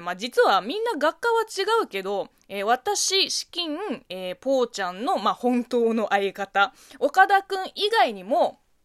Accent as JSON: {"language": "Japanese", "country": "China", "tie": "born or raised there", "second_language": "Japanese", "moved": "yes", "lives_now": "Japan", "said": "中国生まれ、中国育ち"}